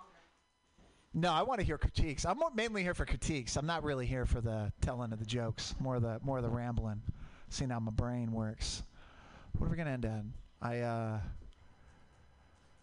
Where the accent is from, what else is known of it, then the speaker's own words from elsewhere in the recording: Portland, Oregon, United States; moved away; I grew up in Portland